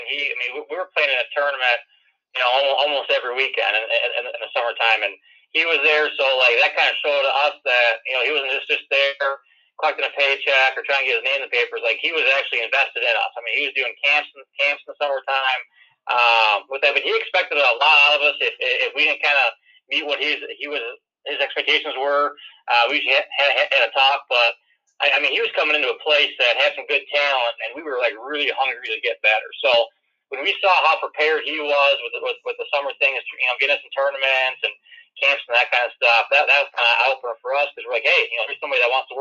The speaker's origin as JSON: {"language": "English", "region": "Wisconsin", "country": "United States", "tie": "born or raised there", "accent": "Wisconsin", "said": "I'm originally from Wisconsin, so you could probably tell I have a bit of an accent with that, but real small town"}